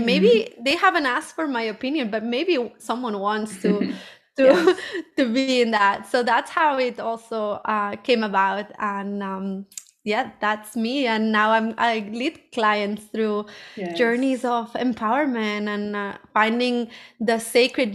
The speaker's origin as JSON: {"language": "English", "town": "Barcelona", "region": "Catalonia", "country": "Spain", "said": "I'm originally from Barcelona"}